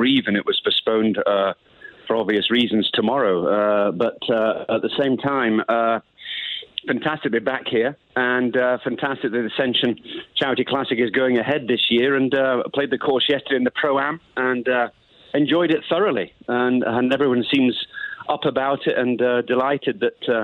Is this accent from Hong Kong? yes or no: no; United Kingdom; accent: Queen's English; my accent, but it's more Queen's English than nothing else